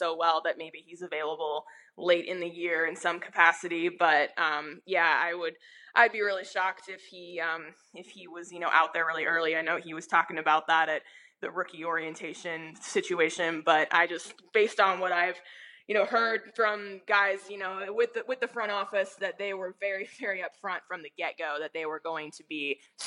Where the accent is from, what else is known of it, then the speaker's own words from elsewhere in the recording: Phoenix, Arizona, United States; moved away as an adult; also born or lived in Denver; I'm still in the process of moving from Denver back to Phoenix